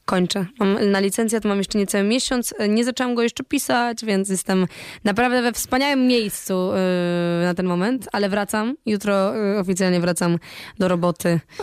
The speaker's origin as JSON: {"language": "Polish", "country": "Poland", "said": "byłam ja, z Polski"}